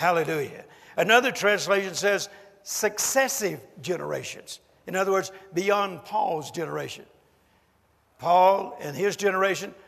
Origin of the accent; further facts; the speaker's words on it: United States; I'm an American